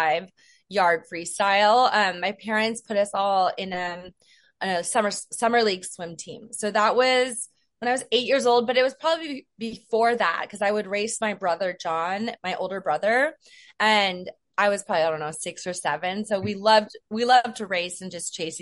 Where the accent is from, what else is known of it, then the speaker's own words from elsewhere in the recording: Moraga, California, United States; moved away as an adult; also born or lived in New York; I am from Northern California in a small town called Moraga